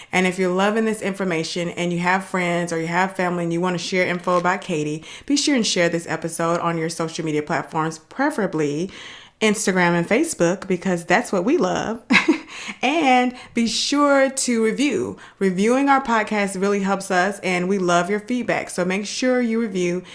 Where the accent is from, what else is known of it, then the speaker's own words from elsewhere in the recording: Dallas, Texas, United States; now in Houston, United States; I live in Houston. They love the Texans for some reason, but I'm from Dallas